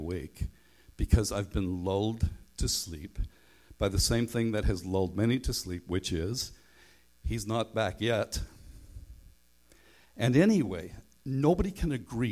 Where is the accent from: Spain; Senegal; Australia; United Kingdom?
United Kingdom; Northern Ireland; now in Canada; I grew up in Northern Ireland, and I went to school away from home, so nobody knew I was a Christian